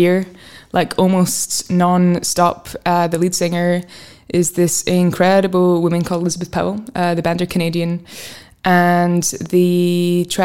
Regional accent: Fife, Scotland, United Kingdom; where I grew up in Fife

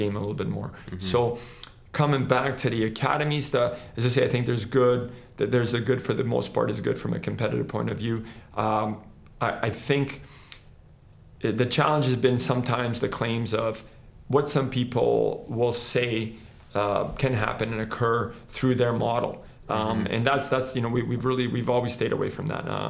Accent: Canada; also born or lived in Croatia; I wasn't born in Canada, so I was born in Croatia and I came here when I was 9 years old

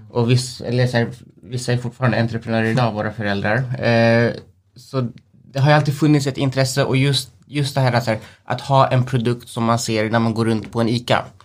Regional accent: Sweden; vi är själva svenskar, vi är, vi är härifrån

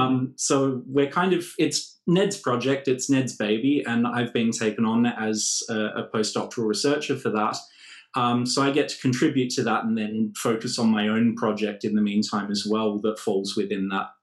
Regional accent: Australia; moved away as an adult; now in Germany; I'm an Australian, as you might be able to tell, or you might not be able to tell.

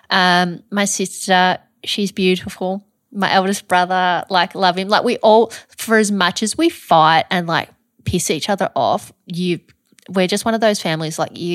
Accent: Montrose, Victoria, Australia; I grew up in the star of the Yarra Valley. Okay. So a small country town called Montrose.

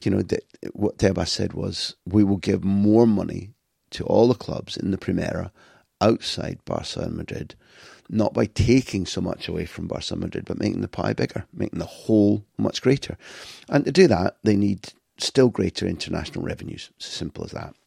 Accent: United Kingdom; I grew up in Britain.

